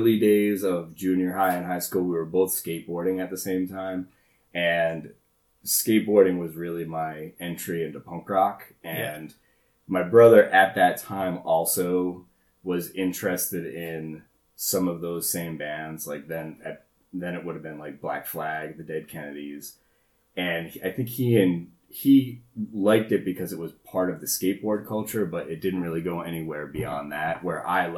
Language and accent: English; Warwick, Rhode Island, United States; I grew up in Warwick, Rhode Island, in the Buttonwood